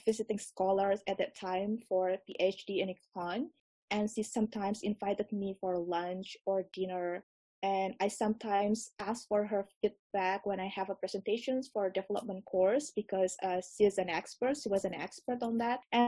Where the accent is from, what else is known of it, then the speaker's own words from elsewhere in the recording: Jakarta, Indonesia; also born or lived in Urbana-Champaign, Illinois; I'm from Jakarta, Indonesia